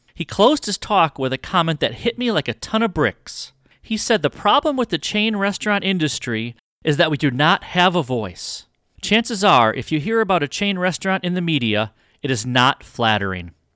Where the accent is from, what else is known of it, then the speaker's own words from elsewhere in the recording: Wisconsin, United States; moved away as an adult; now in Arizona, United States; I was from Wisconsin